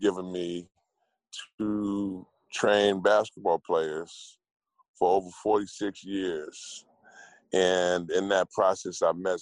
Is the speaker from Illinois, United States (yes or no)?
no; Newark, New Jersey, United States; moved away as an adult; now in Los Angeles, United States; I grew up in Newark, New Jersey, in the bricks